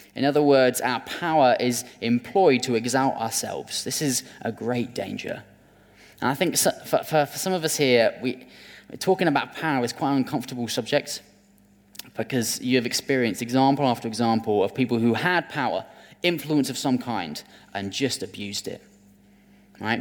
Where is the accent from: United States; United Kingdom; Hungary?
United Kingdom; as British people